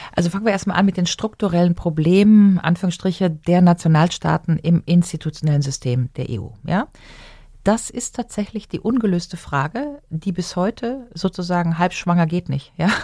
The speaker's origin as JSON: {"language": "German", "region": "Rhineland", "country": "Germany", "said": "als Rheinländerin sagen, meine Kirmes da im Rheinland"}